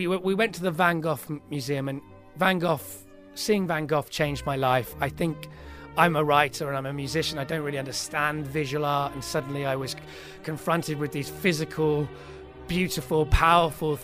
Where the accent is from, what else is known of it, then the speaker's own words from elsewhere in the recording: United Kingdom; I'm very British